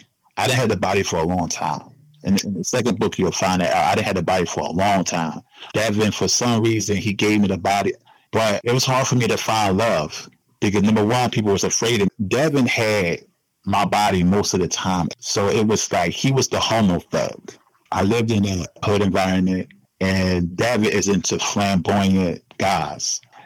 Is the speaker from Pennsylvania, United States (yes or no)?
yes; Philadelphia, Pennsylvania, United States; Because I'm actually from Philly.